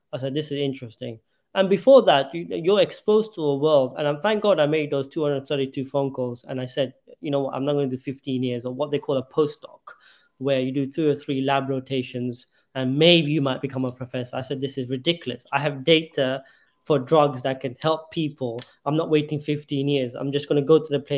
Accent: London, United Kingdom; moved away as an adult; growing up in London

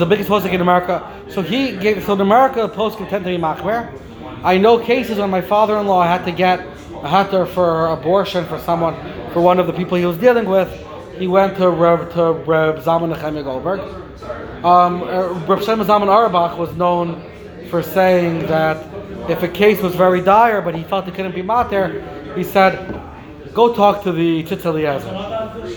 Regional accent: Lakewood, New Jersey, United States; when I was growing up in Lakewood

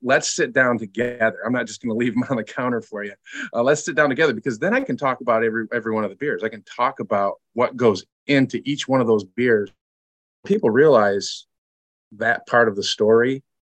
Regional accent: Lansing, Michigan, United States; now in Grand Rapids, United States; I grew up in Lansing

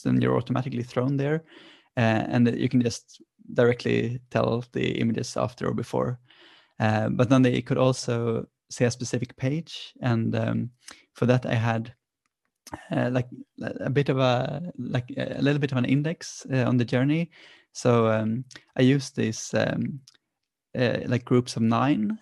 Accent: Sweden; born or raised there

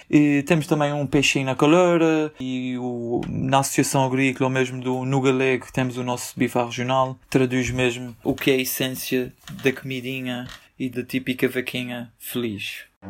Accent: Azores, Portugal

